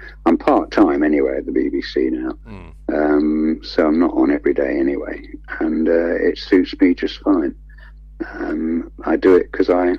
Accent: Hertfordshire, East of England, United Kingdom; now in Midlands, United Kingdom; I feel so devoted to the Midlands, even though, as I said earlier, I come from Hertfordshire down south

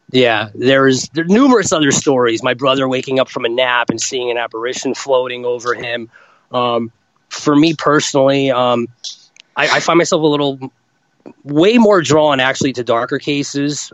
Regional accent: Rochelle Park, New Jersey, United States; I grew up in New Jersey, northern New Jersey, little town called Rochelle Park.

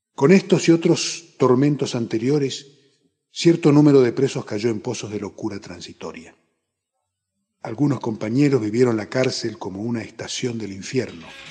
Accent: Resistencia, Chaco, Argentina; moved away as an adult; now in Corrientes, Argentina; Nací en Resistencia, provincia del Chaco, en 1956. Pero desde hace 36 años vivo en la ciudad de Corrientes

